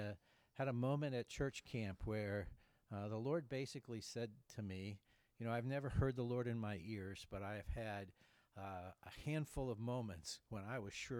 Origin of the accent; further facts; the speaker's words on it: Ohio, United States; also born or lived in Urbana / Toledo / Cleveland / Sugarcreek; So I was born in Urbana, Ohio.